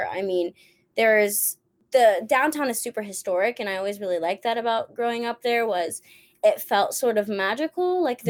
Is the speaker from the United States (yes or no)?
yes; Savannah, Georgia, United States; now in New York City, United States; So I was born and raised in Savannah, Georgia, which is a city that I wouldn't say stereotypically Southern in that it's a college town, but not just your like regular college. It's an arts college.